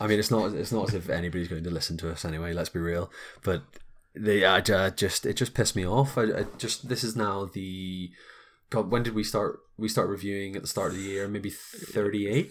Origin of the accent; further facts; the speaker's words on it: Belfast, Northern Ireland, United Kingdom; we're two folks from Belfast